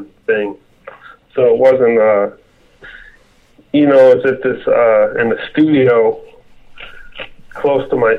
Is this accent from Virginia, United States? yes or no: yes; Hampton, Virginia, United States; we had moved to Virginia, where I grew up.